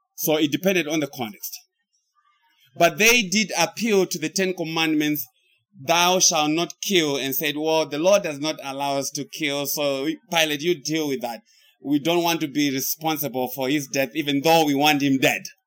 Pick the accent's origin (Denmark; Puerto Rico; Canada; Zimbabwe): Zimbabwe; now in United States; I came from the United States. But before I went to the United States, I came from Zimbabwe. So I pre existed my life in the United States because I was in Zimbabwe.